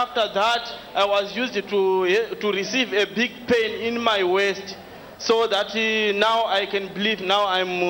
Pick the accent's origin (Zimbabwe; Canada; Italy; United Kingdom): Zimbabwe; moved away; I came from Zimbabwe.